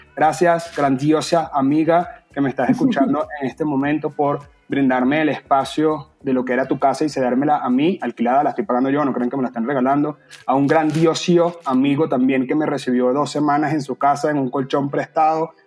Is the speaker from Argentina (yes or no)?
no; Venezuela; moved away; somos venezolanos